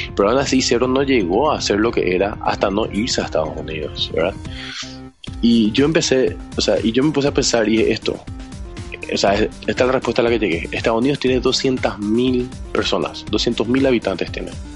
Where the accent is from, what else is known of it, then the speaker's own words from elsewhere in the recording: Paraguay; acá en Paraguay